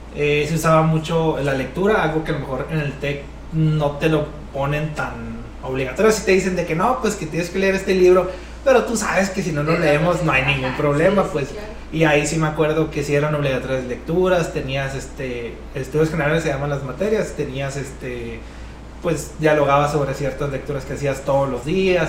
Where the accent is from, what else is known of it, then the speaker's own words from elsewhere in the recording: Navajoa, Sonora, Mexico; also born or lived in Mexico City; now in Hermosillo, Mexico; también somos de Navajoa, somos de un ranchito